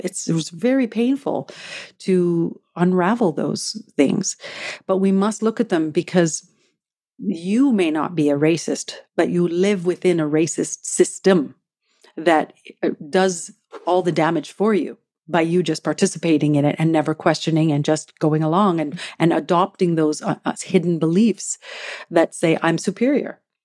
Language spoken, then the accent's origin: English; Treaty One territory, Manitoba, Canada; now in Vancouver, Canada; I am a Métis woman from Treaty One territory in the homeland of the Métis, who's currently living in the unceded traditional